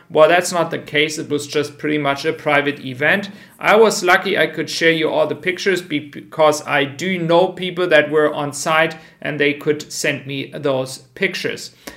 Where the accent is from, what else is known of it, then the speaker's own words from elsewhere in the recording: Frankfurt, Hesse, Germany; my hometown, Frankfurt